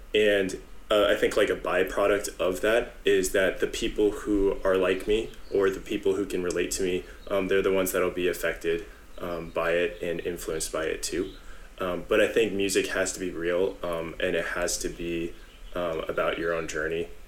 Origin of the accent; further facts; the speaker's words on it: San Jose, California, United States; I'm originally from San Jose, uh, been in the Bay Area for a long time